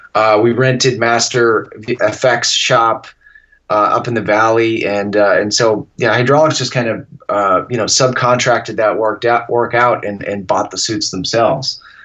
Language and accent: English; Massachusetts, United States; growing up in Massachusetts